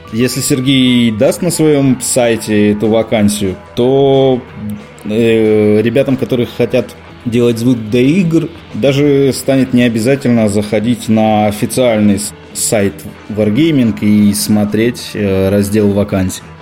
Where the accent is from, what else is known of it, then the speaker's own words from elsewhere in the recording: Rostov-on-Don, Rostov Oblast, Russia; also born or lived in Moscow, Russia; now in Minsk, Belarus; я изначально из Ростова-на-Дону, но ну, а потом из Москвы, где я жил и работал шесть с половиной лет